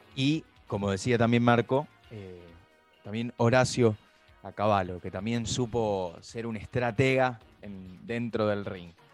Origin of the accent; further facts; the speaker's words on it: Argentina; como argentinos